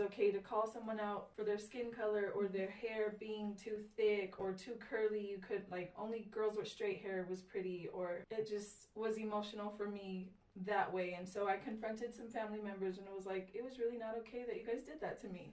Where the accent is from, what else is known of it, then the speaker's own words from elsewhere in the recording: Samoa; moved away; When I grew up, I grew up in Samoa, and people out there are ruthless